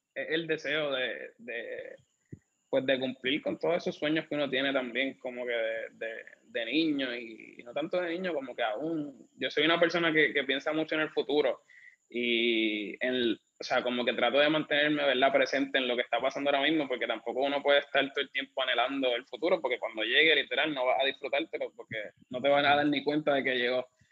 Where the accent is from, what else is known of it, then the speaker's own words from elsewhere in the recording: Bayamón, Puerto Rico; also born or lived in Caguas; now in San Juan, Puerto Rico; yo vivo en San Juan, originalmente soy de Bayamón, después me mudé a Cagua